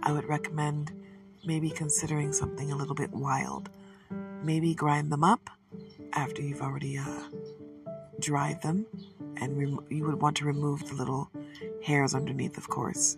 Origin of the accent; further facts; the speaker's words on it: Detroit, Michigan, United States; I am from Michigan, specifically Detroit, but my family, even though they've lived here for a generation before I was born, are Southern